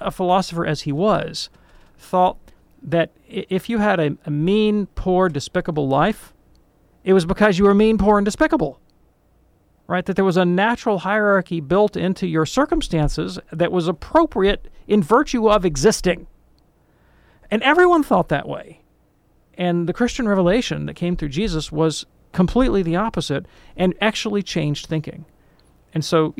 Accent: Deep South, United States; I'm from the Deep South

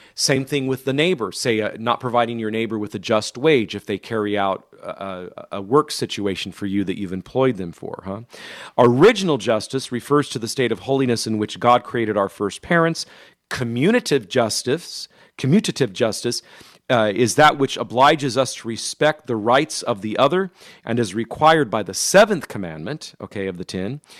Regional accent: Modesto, California, United States; moved away; my hometown of Modesto

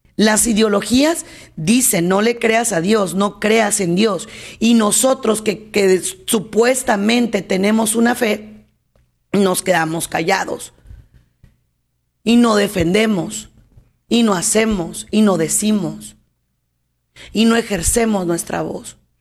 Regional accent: Mexico; en mi país, aquí en México

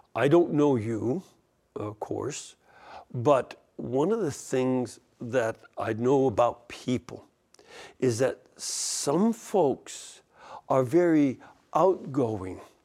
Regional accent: Chicago, Illinois, United States; I'm from Chicago

